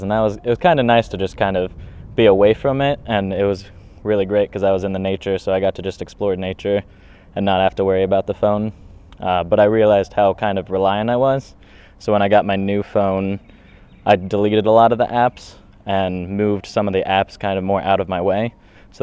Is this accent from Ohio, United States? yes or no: yes; Albany, Ohio, United States; moved away as an adult; now in Australia; I'm from Albany, Ohio, which is a very small town, population of around 850 people